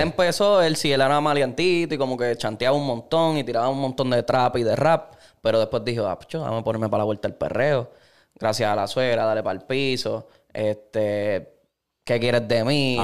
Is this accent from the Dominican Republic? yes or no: no; Caguas, Puerto Rico; Yo soy de Cagua